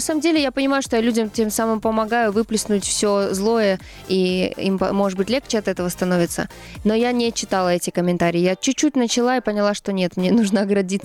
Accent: Ivangorod, Leningrad Oblast, Russia; born or raised there; moved away; also born or lived in Saint Petersburg

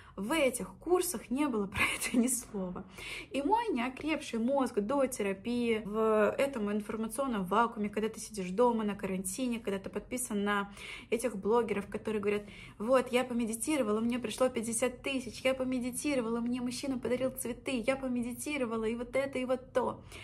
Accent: Orsk, Orenburg Oblast, Russia; moved away as an adult; also born or lived in Saint Petersburg; Орск — это мой родной город в Оренбургской области. Можете посмотреть на карте, где это, граница с Казахстаном. Я там выросла

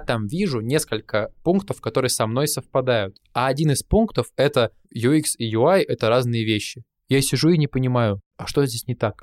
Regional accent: Kuzbass, Kemerovo Oblast, Russia; Мы из Кузбасса с …

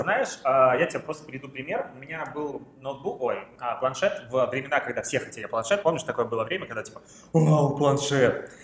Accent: Krasnodar, Krasnodar Krai, Russia; moved away as an adult; now in Saint Petersburg, Russia; я же из Краснодара

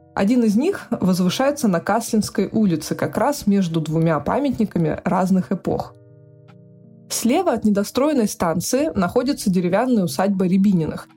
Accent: Chelyabinsk, Chelyabinsk Oblast, Russia; moved away; also born or lived in Saint Petersburg; я родилась в Челябинске

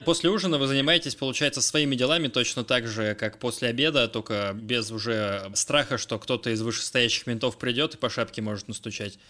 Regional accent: Russia; я из России

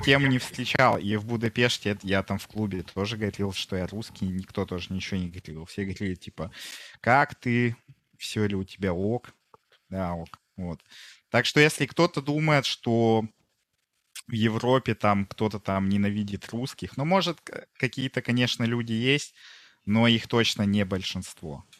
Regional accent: Kungur, Perm Krai, Russia; also born or lived in Yekaterinburg; now in Hungary; сам я а. из Кунгура. Я, получается, вот родился в Кунгуре

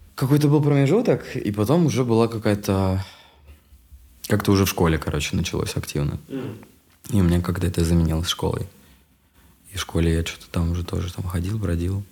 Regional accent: Yeysk, Krasnodar Krai, Russia; moved away; also born or lived in Moscow; я очень долго как бы рос в Ейске у бабушки. Меня отправляли там типа на полгода туда

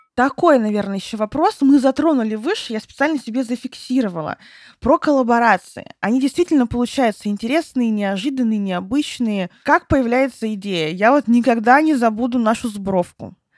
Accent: Barnaul, Altai Krai, Russia; moved away; я когда жила в Барнауле, там все детство свое провела в Барнауле с родителями

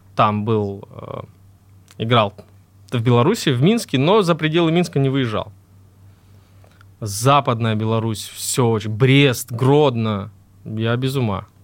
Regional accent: Krasnodar Krai, Russia; Я из Краснодарского края родом

